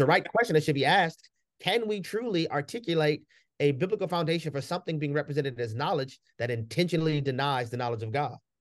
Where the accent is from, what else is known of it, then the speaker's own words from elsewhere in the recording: New Orleans, Louisiana, United States; I grew up in the hood, you know, growing up in New Orleans in the hood